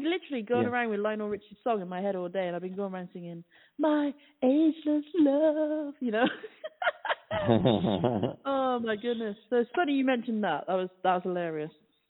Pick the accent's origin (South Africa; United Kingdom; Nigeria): United Kingdom; now in Cheshire, United Kingdom; I'm just a British chick, you know.